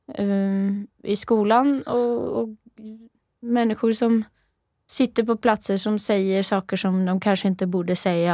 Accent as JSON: {"language": "Swedish", "town": "Rennebu", "region": "Trøndelag", "country": "Norway", "tie": "born or raised there", "second_language": "Swedish", "moved": "yes", "lives_now": "Sweden", "said": "jag är från eh, lite söder om Trondheim"}